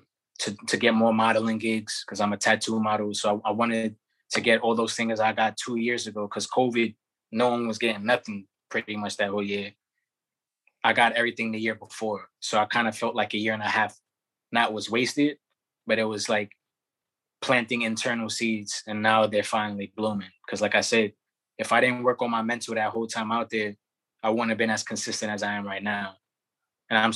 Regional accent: New York City, New York, United States; also born or lived in Bushwick, Brooklyn; I'm from Brownsville originally, and then I'll say like around 12 to like mid-20s, I was in Bushwick

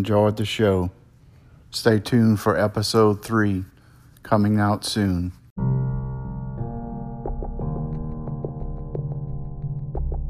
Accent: Louisiana, United States; since we're from Louisiana

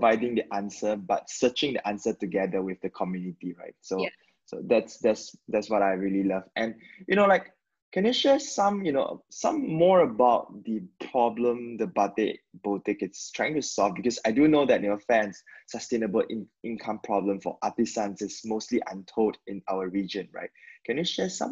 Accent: Malaysia; as a Malaysian

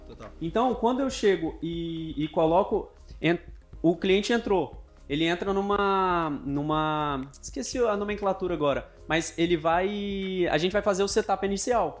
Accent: Vila Velha, Espírito Santo, Brazil; Eu sou de Vila Velha, Espírito Santo

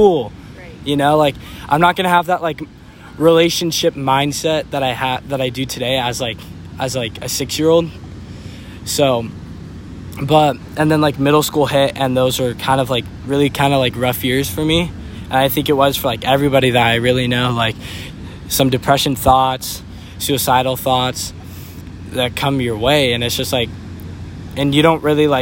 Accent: Murrieta, California, United States; I am from Murrieta, California

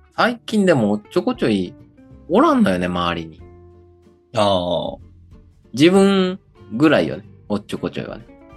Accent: Kochi, Japan; 高知の時は高知出身やからね、俺ら

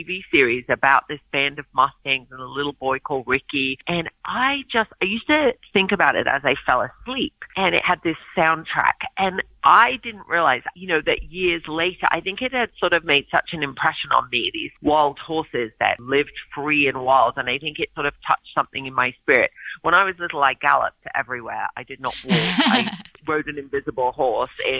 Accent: England, United Kingdom; also born or lived in Oregon; now in United States; I grew up in England

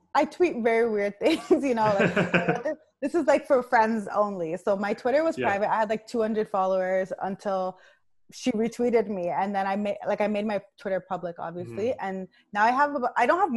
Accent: Nigeria; I'm Nigerian

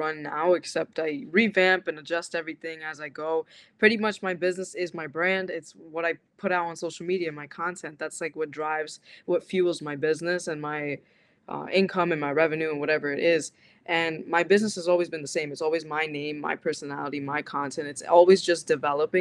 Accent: New Jersey, United States; I grew up in New Jersey. I grew up in the same city my like entire life

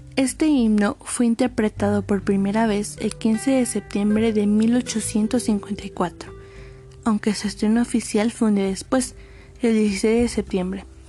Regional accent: Mexico; defender a nuestro país y que México es un país libre

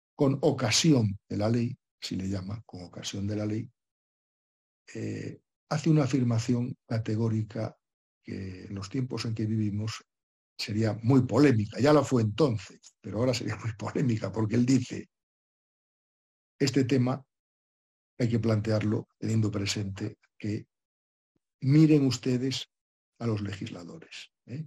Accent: Spain; en mi país, que en España

